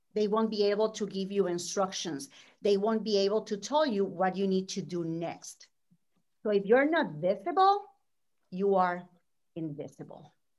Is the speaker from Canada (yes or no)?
no; Puerto Rico; moved away as an adult; now in Orlando, United States; I'm from Puerto Rico. I was born and raised there.